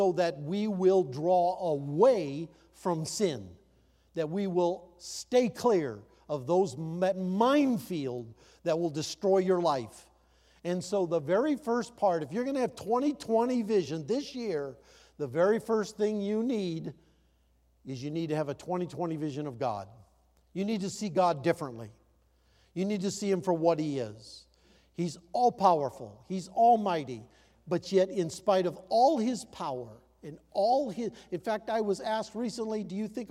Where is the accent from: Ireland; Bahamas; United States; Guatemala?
United States; Iowa; When I grew up in Iowa, we didn't have running water.